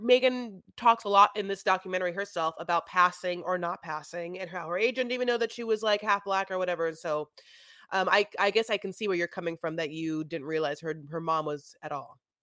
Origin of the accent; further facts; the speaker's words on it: United States; I'm an American